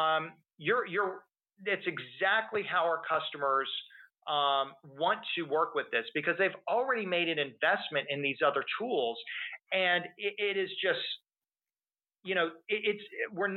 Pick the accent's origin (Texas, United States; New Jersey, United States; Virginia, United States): Texas, United States; I'm from Texas